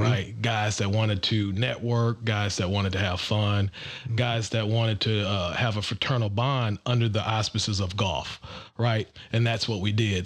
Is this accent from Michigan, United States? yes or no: yes; Detroit, Michigan, United States; now in Atlanta, United States; I'm also from the Midwest. I'm originally from Detroit, Michigan